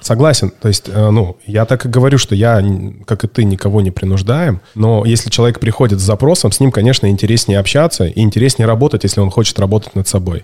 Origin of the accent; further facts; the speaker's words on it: Barnaul, Altai Krai, Russia; в Барнауле, в моем родном городе